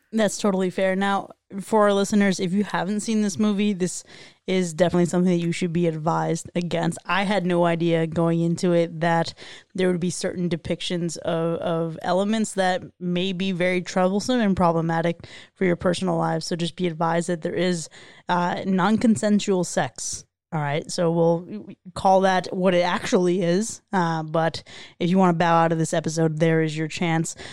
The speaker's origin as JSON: {"language": "English", "region": "South Florida", "country": "United States", "tie": "born or raised there", "said": "growing up in South Florida"}